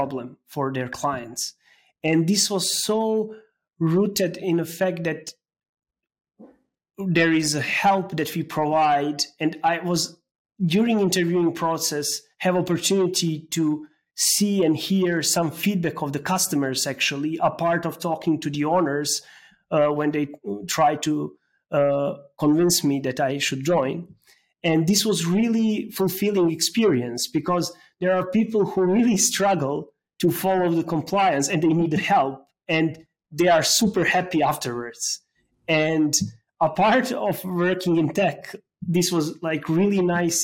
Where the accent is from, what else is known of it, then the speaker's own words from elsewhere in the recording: Serbia; moved away as an adult; also born or lived in Belgrade; now in Berlin, Germany; I'm coming from Serbia, and my first job was there as a software engineer.